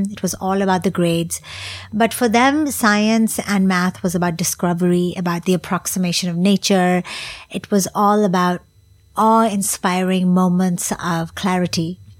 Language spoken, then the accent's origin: English; Singapore; So even though my charity is based in Singapore and it is primarily for Singaporeans in my home country